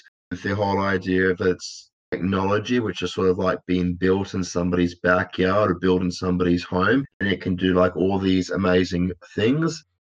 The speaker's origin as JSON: {"language": "English", "country": "Australia", "said": "as an Australian, I probably should be doing British English. However, I've grown up on American films, so I have to use the American terminology."}